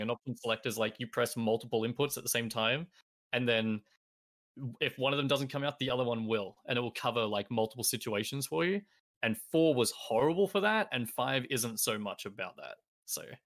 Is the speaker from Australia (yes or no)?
yes; three hours from Melbourne, rural Victoria, Australia; moved away as an adult; now in Melbourne, Australia; back where I used to live in my hometown